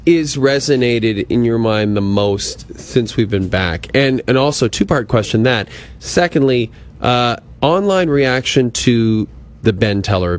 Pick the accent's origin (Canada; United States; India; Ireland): Canada; Athabasca, Alberta; Guys, can I mention something really quick? I'm going to my hometown of Athabasca this